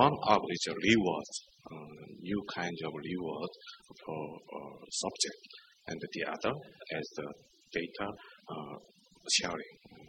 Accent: South Korea; I come from South Korea.

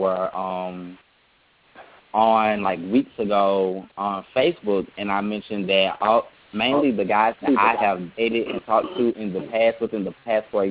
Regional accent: New Orleans, Louisiana, United States; I'm from New Orleans, theoretically a home of the big dick trade

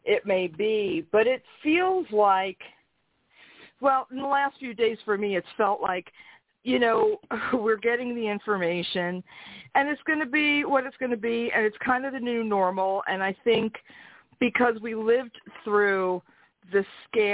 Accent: New York City, New York, United States; also born or lived in Brooklyn; raised in Queens

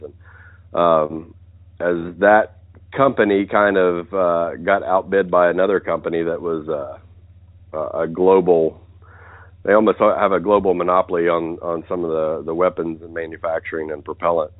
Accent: West Virginia, United States; moved away as an adult; I grew up in West Virginia, uh, more or less as a country boy

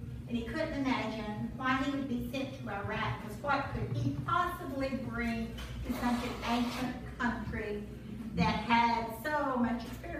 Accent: southeast Missouri, United States; my hometown in southeast Missouri

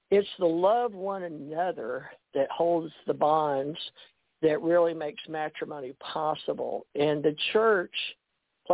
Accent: Houston, Texas, United States; also born or lived in Monroe, Louisiana / Kentucky; now in Gulf Breeze, United States; when I was growing up in Houston, we moved from Monroe to Houston when I was 11, 12, or ninth grade

